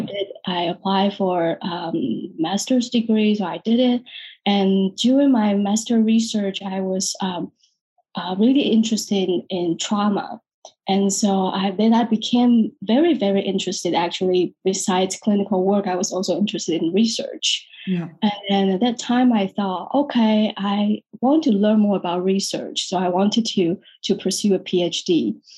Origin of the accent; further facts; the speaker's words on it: Taiwan; moved away as an adult; also born or lived in London, United Kingdom; now in San Francisco, United States; I'm born and raised in Taiwan, even though I live in the US in San Francisco, but I'm 100% Taiwanese